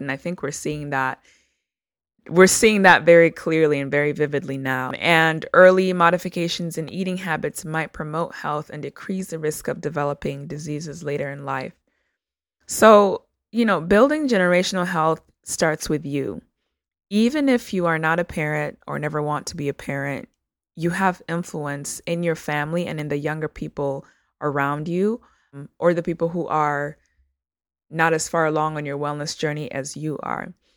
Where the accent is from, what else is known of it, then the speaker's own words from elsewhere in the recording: Uganda; now in United States; I am a first generation Ugandan American immigrant. So I was born in Uganda